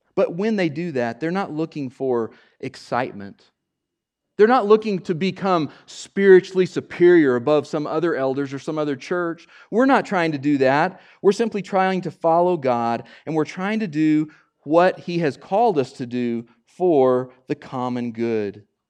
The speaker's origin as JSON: {"language": "English", "region": "Oklahoma", "country": "United States", "said": "I'm from Oklahoma, too"}